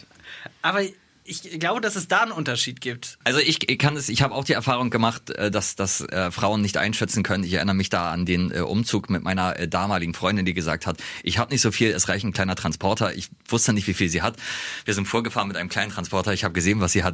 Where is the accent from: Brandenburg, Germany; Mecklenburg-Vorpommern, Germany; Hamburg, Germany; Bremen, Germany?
Bremen, Germany; Bremerhaven; Ich komme ja aus Bremerhaven